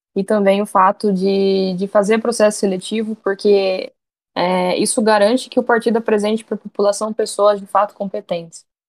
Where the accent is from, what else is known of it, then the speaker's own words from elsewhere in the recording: Campo Grande, Mato Grosso do Sul, Brazil; sou aqui de Campo Grande, Mato Grosso do Sul, capital do Mato Grosso do Sul